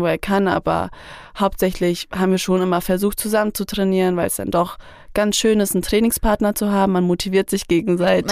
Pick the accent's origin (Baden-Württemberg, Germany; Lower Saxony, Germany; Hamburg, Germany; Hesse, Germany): Hesse, Germany; Fulda; Ich komme aus Fulda